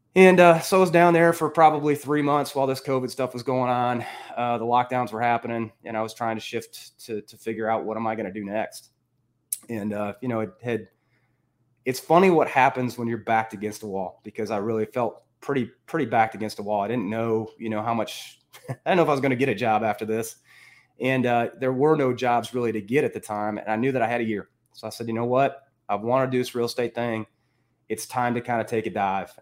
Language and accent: English; Northern Illinois, United States; moved away as an adult; also born or lived in Iowa / Minneapolis; I grew up in Northern Illinois